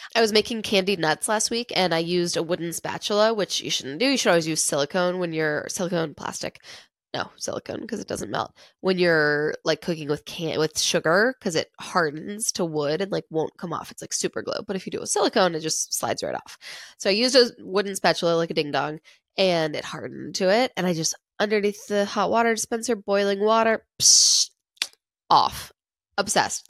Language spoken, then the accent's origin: English; Winston-Salem, North Carolina, United States; also born or lived in New Jersey; I was born in Winston-Salem, North Carolina.